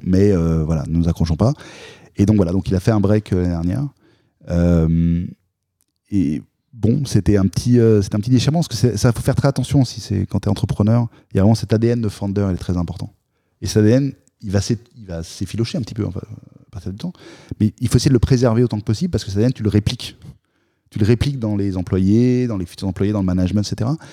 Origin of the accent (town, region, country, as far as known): France